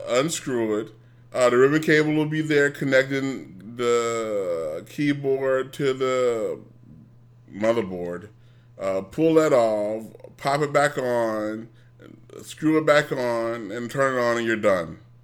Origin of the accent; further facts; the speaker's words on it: United States; I'm an American